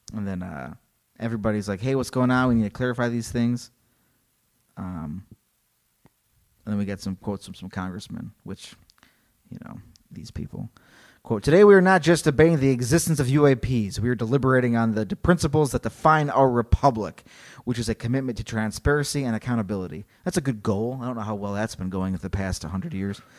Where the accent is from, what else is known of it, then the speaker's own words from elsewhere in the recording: Illinois, United States; I'm from Illinois, so I wanna say Elgin